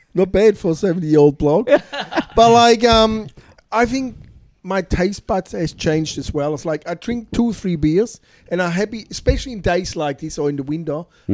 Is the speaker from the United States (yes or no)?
no; Germany; now in Australia; Hello. I'm from Germany